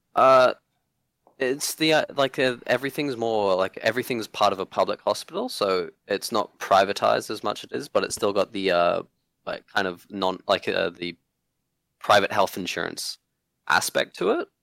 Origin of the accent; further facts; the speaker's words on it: Hong Kong; now in Australia; I grew up in Hong Kong